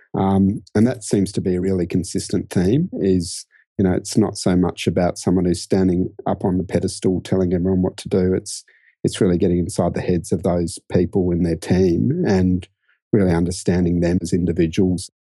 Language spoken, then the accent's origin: English; Brisbane, Queensland, Australia; moved away as an adult; also born or lived in London / Sydney; I grew up in Brisbane and, um, actually first, you know, had my whole childhood there, university there.